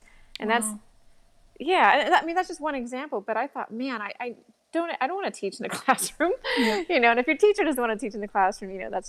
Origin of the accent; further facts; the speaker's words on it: California, United States; moved away as an adult; also born or lived in England / Australia; now in Nicaragua; I'm American, but I haven't lived in the States in 20 years almost. And I actually moved to Nicaragua.